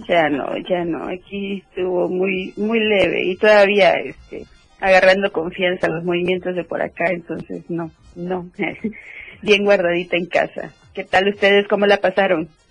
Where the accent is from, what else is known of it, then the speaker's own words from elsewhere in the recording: Chiapas, Mexico; como chiapaneca